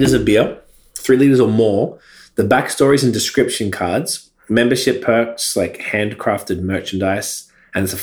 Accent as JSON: {"language": "English", "town": "Melbourne", "region": "Victoria", "country": "Australia", "moved": "yes", "lives_now": "Toronto, Canada", "said": "I'm from Melbourne, Australia"}